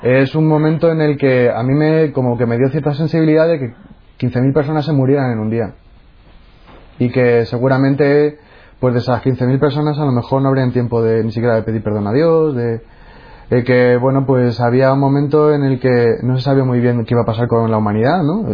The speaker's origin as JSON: {"language": "Spanish", "town": "Móstoles", "region": "Community of Madrid", "country": "Spain", "tie": "born or raised there", "said": "Yo nací en Madrid y pasé mi infancia en Móstoles, que es una ciudad dormitorio de Madrid."}